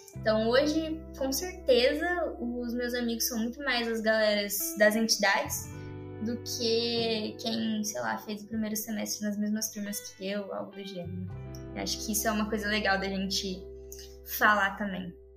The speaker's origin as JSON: {"language": "Portuguese", "town": "São José do Rio Preto", "region": "São Paulo", "country": "Brazil", "moved": "as an adult", "lives_now": "Lorena, Brazil", "said": "eu sou de São José do Rio Preto, que é uma cidade bem longe daqui"}